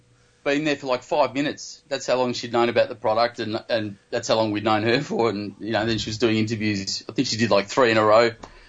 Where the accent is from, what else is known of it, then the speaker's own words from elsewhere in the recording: Australia; I am from Australia.